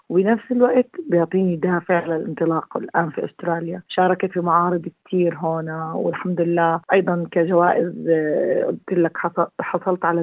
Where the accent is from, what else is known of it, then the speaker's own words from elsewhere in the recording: Gaza Strip, Palestine; لما بدي اقول لك انه انا كفلسطينيه وكميه التاثير اللي بيصير في فلسطين من خصوصا في غزه موطني